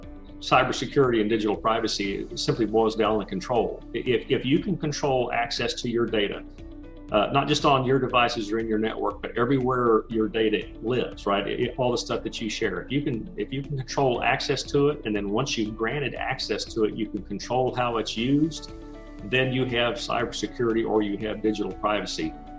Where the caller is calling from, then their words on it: Dallas, Texas, United States; I'm in the Dallas, Texas area.